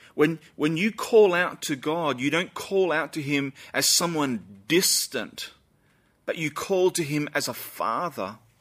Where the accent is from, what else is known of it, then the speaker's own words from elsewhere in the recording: Australia; Us Aussies are pretty proud people